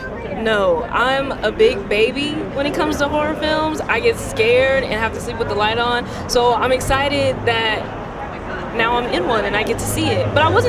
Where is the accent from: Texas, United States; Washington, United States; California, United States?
Texas, United States; moved away; I'm originally from Texas